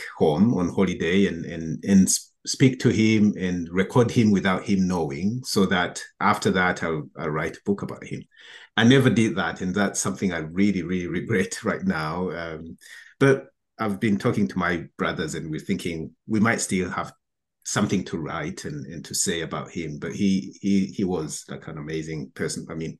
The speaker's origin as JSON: {"language": "English", "country": "Burundi", "also_born_or_lived": "Europe", "moved": "as an adult", "said": "I'm originally from Burundi. I left my country in 2000 to do my studies in Europe."}